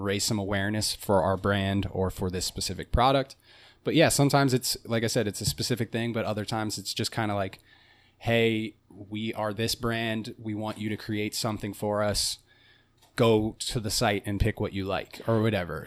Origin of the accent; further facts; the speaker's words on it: Cincinnati, Ohio, United States; I'm from Cincinnati and I grew up in a you know very suburban midwestern neighborhood